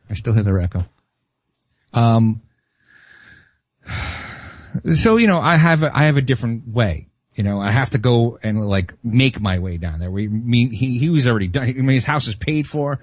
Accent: New York City, New York, United States; moved away; I grew up in Brooklyn

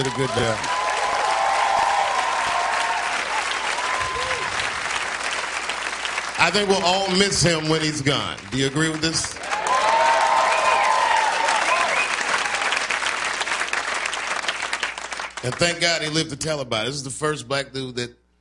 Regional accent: Washington, District of Columbia, United States; born or raised there

